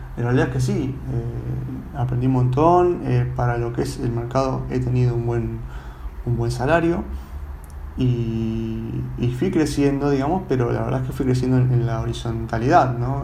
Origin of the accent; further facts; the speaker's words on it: Buenos Aires, Argentina; yo soy de Buenos Aires